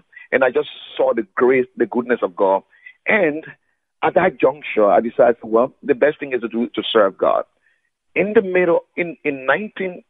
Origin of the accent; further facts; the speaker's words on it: Foya, Lofa County, Liberia; I am actually from Liberia. I'm from a place called Foya, in the North Foya District, Lofa County